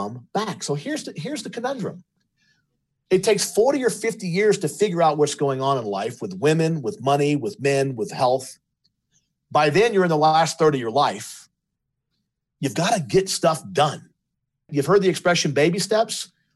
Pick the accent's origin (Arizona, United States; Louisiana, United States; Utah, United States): Louisiana, United States; my other brother and myself were LSU fans because we were raised in Louisiana